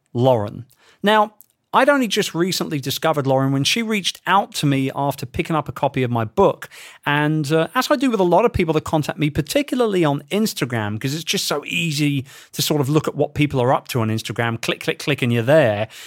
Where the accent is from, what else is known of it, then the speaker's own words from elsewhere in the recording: London, United Kingdom; my hometown of London